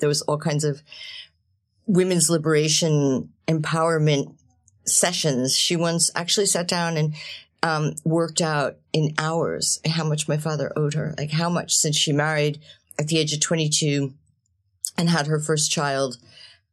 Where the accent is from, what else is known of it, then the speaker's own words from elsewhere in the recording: New Jersey, United States; I'm the youngest of seven children in an Italian-American family. We grew up in New Jersey.